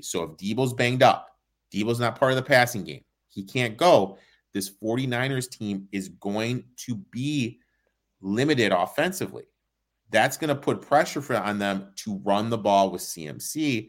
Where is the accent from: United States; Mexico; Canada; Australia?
United States; Michigan; I am from Michigan.